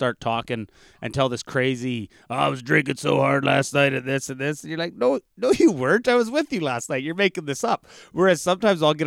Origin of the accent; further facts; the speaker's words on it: Canada; as a Canadian in the northern bush